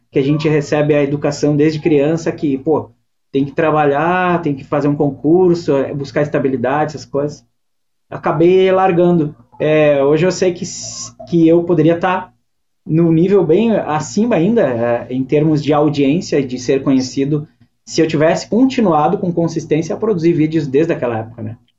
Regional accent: Fagundes Varela, Rio Grande do Sul, Brazil; moved away as an adult; also born or lived in Guaporé / Porto Alegre; now in Viamão, Brazil; eu sou natural da Serra. Eu, eu nasci em Fagundes Varela, e, que é uma cidadezinha bem pequena, colonização italiana. Morei em Guaporé, e daí depois de adulto eu vim para Porto Alegre

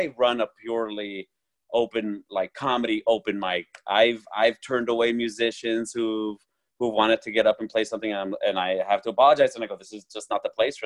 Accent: Orange County, California, United States; my hometown

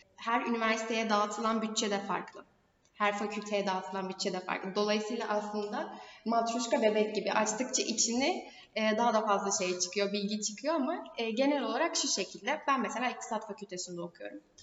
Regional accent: Turkey

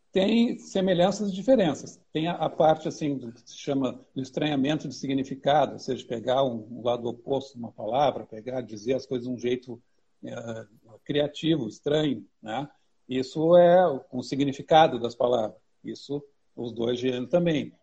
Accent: Porto Alegre, Rio Grande do Sul, Brazil; sou de Porto Alegre

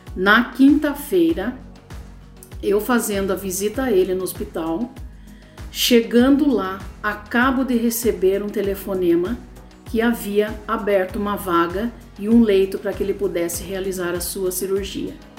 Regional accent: Itapetininga, São Paulo, Brazil; sou de Itapetininga, interior de São Paulo

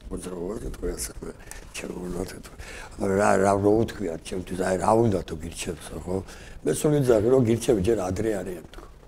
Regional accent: Kutaisi, Imereti, Georgia; მე გავიზარდე ქუთაისში ასეთი გარეუბანი არის ბუმატკისი დასახლება

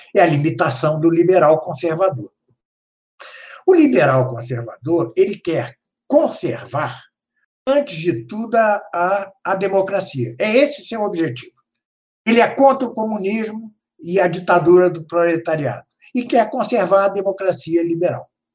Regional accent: Brazil; nós que somos brasileiros

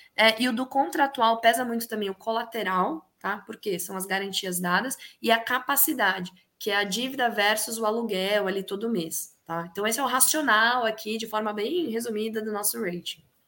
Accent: Piracicaba, São Paulo, Brazil; na minha cidade natal, que é Piracicaba

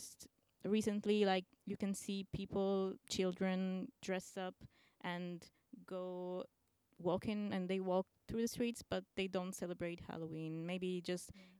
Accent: Apulia, Italy; moved away; also in Italy, like I'm from Apulia in the south

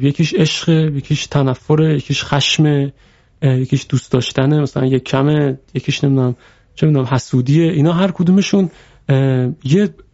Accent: Iran

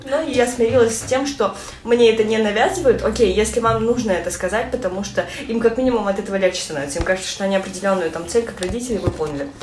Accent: Kazakhstan; я родилась казашка

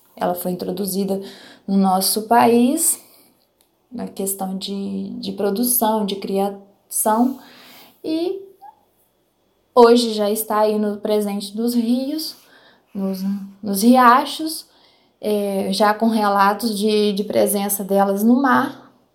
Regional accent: Palma, Minas Gerais, Brazil; Eu sou de Palma, em Minas Gerais

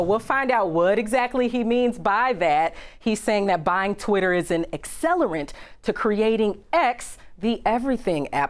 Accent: Chicago, Illinois, United States; back in my hometown of Chicago.

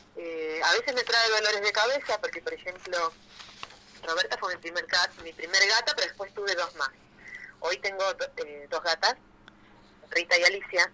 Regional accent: Rosario, Santa Fe, Argentina; yo soy de Rosario

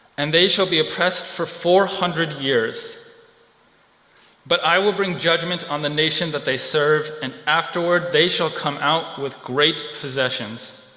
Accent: California, United States; moved away; I'm originally from California

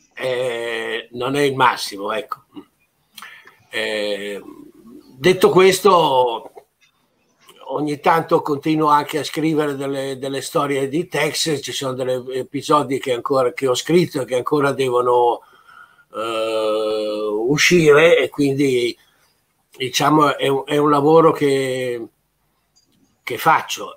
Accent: Italy

